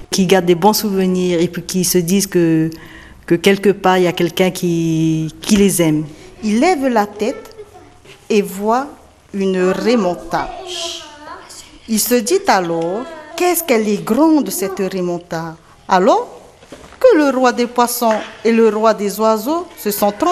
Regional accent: Faa'a, Windward Islands, French Polynesia; je viens de Fa'a, de Tahiti.

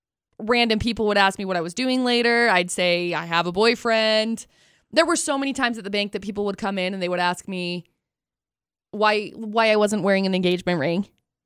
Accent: Utah, United States; got asked a lot if like we were from Utah, if we had, because they said, where are you from? We said Utah.

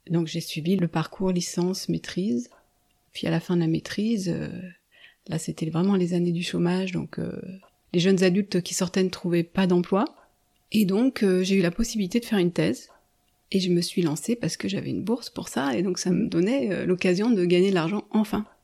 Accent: Haute-Savoie, near Annecy, Auvergne-Rhône-Alpes, France; now in La Tronche, France; j'ai grandi dans un hameau isolé d'un village euh, en Haute-Savoie, pas loin d'Annecy. Une montagnarde Tout à fait, dans les montagnes, au pied des montagnes et, loin de tout, loin du bruit de la ville.

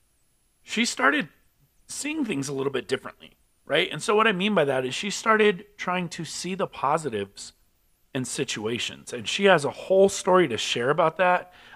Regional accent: California, United States; now in Albuquerque, United States; I'm from California, so we say

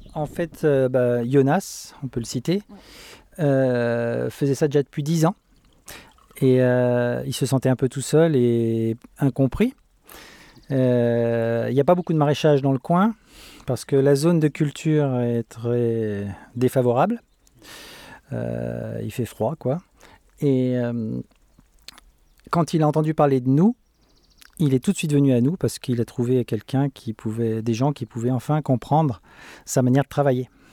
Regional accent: France; moved away as an adult; now in Sweden; on est français

